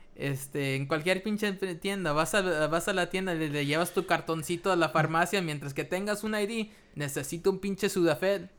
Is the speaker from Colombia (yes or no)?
no; Mexico; nosotros los mexicanos